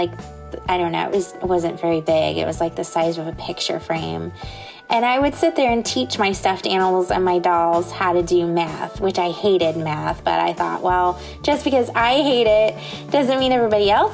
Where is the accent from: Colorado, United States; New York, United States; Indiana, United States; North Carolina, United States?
Indiana, United States; now in Southwest Florida, United States; I'm originally from Indiana